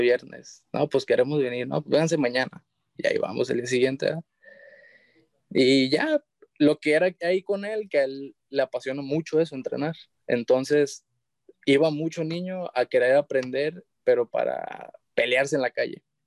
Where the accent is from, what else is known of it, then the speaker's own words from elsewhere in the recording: San Blas, Mexico; yo soy de San Blas, de, allá del municipio de San Blas